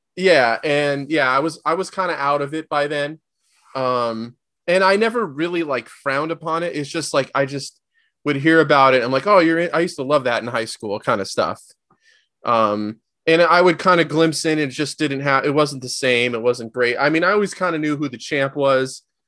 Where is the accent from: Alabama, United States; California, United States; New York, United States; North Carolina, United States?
California, United States; Southern; I was born and raised in Southern California